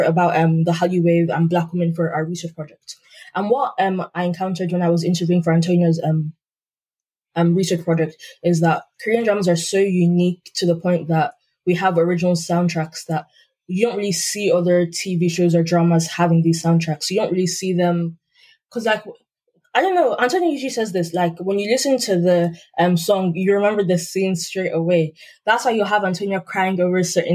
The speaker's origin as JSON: {"language": "English", "country": "Nigeria", "said": "we're all Nigerian, so I'm Yoruba"}